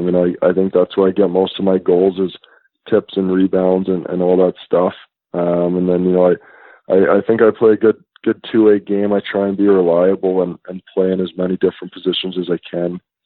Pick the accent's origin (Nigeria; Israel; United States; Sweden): United States; St. Louis, Missouri; No, I was born in St. Louis. So I lived in St. Louis with him there.